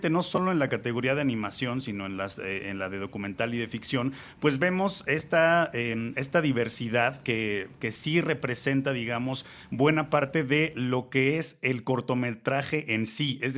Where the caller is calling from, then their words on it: Mexico City, Mexico; Lo saludo desde la Ciudad de México